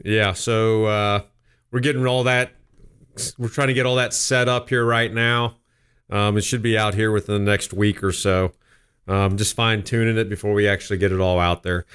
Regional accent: West Jefferson, Ohio, United States; now in Columbus, United States; I grew up in West Jefferson

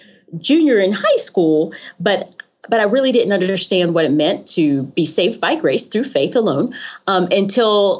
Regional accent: Knoxville, Tennessee, United States; also born or lived in Rocky Mount, North Carolina; now in Franklin, United States; I was born in Rocky Mount, North Carolina, okay. But that's not where I grew up. I grew up in Knoxville, Tennessee.

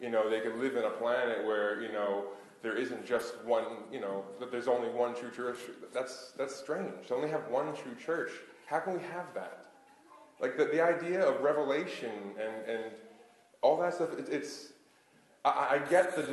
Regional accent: Long Island, New York, United States; growing up on Long Island

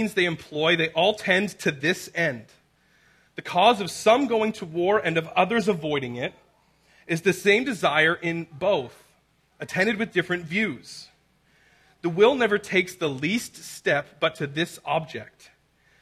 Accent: Abbotsford, British Columbia, Canada; I grew up and born and raised in Abbotsford

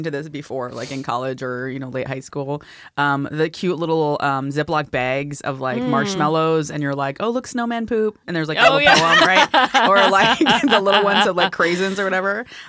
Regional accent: Philippines; but also just growing up in the Philippines, like you just do the traditional foods are like just better versions of like regular food too.

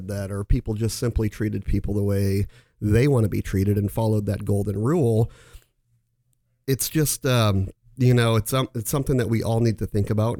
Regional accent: Omaha, Nebraska, United States; I was born in the Catholic faith and went to Catholic school all my life, from K through 10th grade here in Omaha, from St. Wenceslaus to Scott, and the final 2 years of high school over at Millard West.

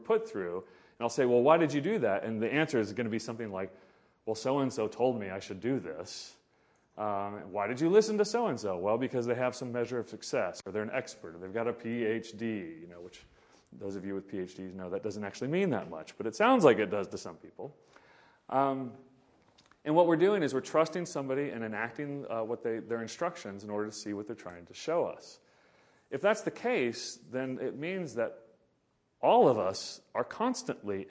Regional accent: Oklahoma, United States; I grew up in Oklahoma in the 1980s, 70s and 80s

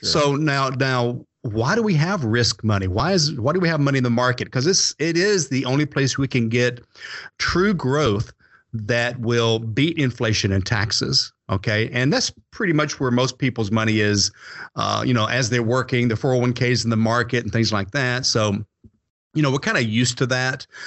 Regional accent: Atlanta, Georgia, United States; I was born and raised in the Atlanta area.

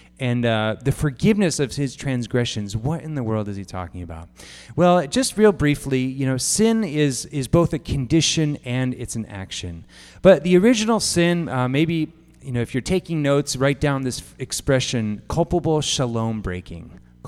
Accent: Japan; Some of you know that I grew up in Japan. It's one of the unique things about me.

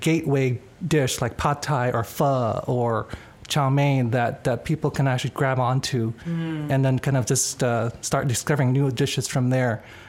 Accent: Fullerton, California, United States; also born or lived in Indonesia / La Habra, California; I'm from Indonesia. Grew up here since the age of 8, La Habra, Fullerton.

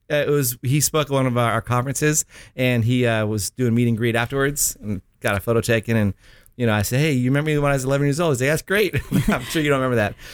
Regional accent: Miami, Florida, United States; I am from Miami

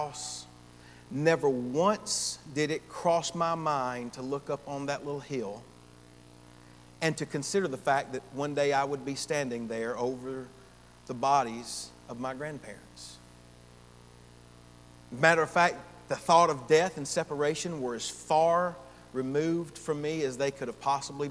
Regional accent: Gainesville, Georgia, United States; Gainesville, Georgia, in my hometown

